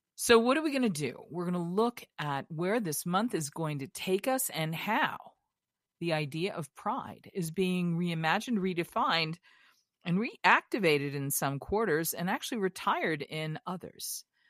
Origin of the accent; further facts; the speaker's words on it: Massachusetts, United States; when I was a kid growing up in Massachusetts on Heartbreak Hill, during the Boston Marathon